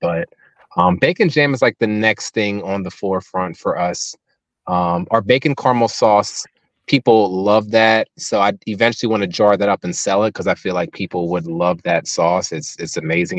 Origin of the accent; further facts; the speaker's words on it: Cape May, New Jersey, United States; moved away; I'm from Cape May, born and raised